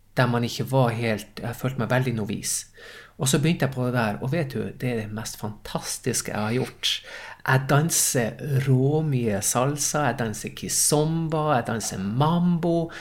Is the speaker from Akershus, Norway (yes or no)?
no; Tromsø, Troms, Norway; accent: Tromsø dialect; moved away as an adult; also born or lived in Stockholm, Sweden; now in Sweden; jeg er Tromsø-gutt